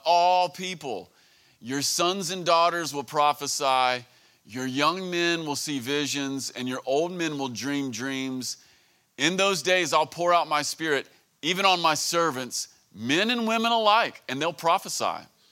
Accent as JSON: {"language": "English", "country": "United States", "said": "I'm from Greene County"}